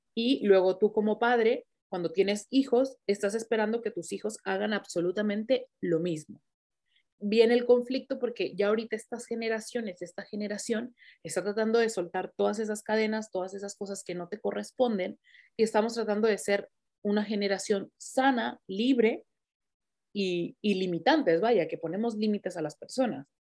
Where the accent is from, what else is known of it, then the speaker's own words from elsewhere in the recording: Mexico; moved away; yo soy mexicana